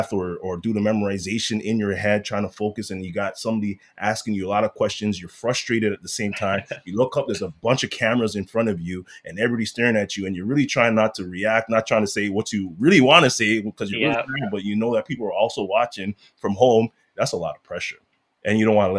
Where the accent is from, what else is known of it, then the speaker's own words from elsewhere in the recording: Toronto, Ontario, Canada; I'm a kid from Rexdale